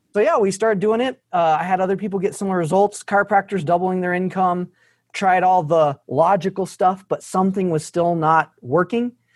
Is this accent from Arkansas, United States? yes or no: yes; Arkansas, United States; I was from Arkansas